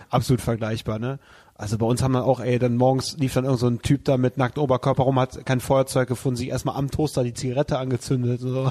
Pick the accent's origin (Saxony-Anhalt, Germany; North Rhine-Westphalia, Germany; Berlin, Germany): North Rhine-Westphalia, Germany; Wermelskirchen; in meiner Heimatstadt Wermelskirchen gibt es ja das IOZ Bahndamm, was so mein Wohnzimmer war in meiner Jugend